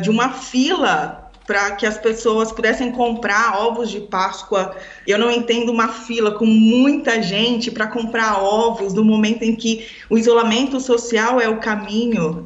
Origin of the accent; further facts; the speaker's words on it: Santo André, São Paulo, Brazil; also born or lived in northern Italy; now in Italy; A gente é da região do ABC, de Santo André